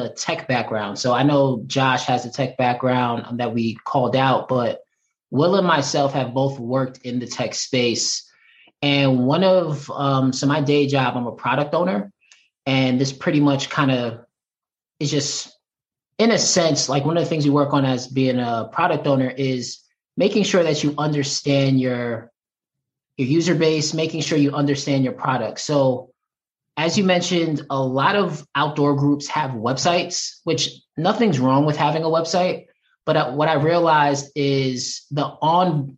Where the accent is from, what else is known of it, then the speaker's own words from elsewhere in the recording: New York, United States; moved away; I'm originally from New York